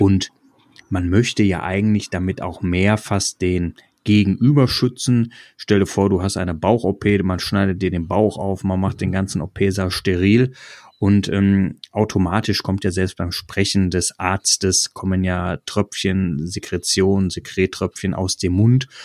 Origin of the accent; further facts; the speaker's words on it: North Rhine-Westphalia, Germany; Wir kommen ja beide aus Nordrhein-Westfalen